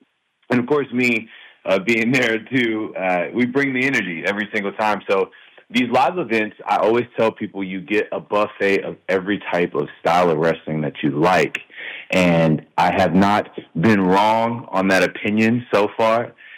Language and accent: English; New Orleans, Louisiana, United States; moved away; My house, my childhood home, is actually 8 minutes from the Lakefront Arena.